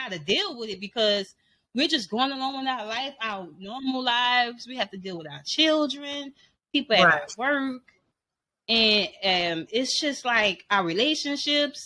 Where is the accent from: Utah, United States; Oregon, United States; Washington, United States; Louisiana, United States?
Louisiana, United States; New Orleans; I'm from New Orleans